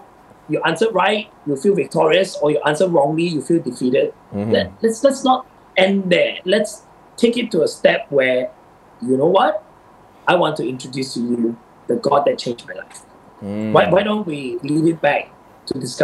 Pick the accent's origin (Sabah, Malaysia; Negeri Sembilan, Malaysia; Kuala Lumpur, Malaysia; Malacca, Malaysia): Sabah, Malaysia; I grew up in Sabah